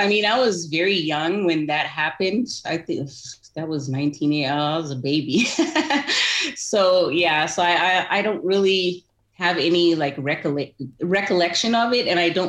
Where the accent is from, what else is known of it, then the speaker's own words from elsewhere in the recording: Zimbabwe; So I enjoyed growing up in Zimbabwe. It was a great place to grow up.